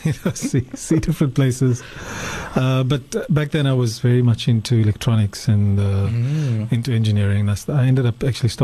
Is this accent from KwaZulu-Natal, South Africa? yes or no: no; Cape Town, Western Cape, South Africa; also born or lived in Johannesburg; I was born in Cape Town. Family moved to Johannesburg for a short stint as well